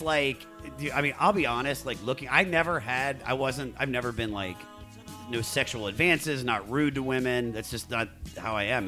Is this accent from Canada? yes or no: no; Washington, District of Columbia, United States; my hometown of Washington, D.C.